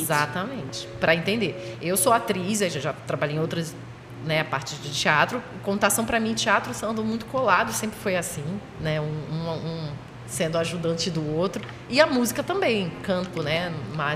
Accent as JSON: {"language": "Portuguese", "region": "Rio de Janeiro", "country": "Brazil", "moved": "yes", "lives_now": "Pernambuco, Brazil", "said": "eu sou do Rio. É originalmente Rio de Janeiro, mas já nem sei mais o que, que eu sou aqui"}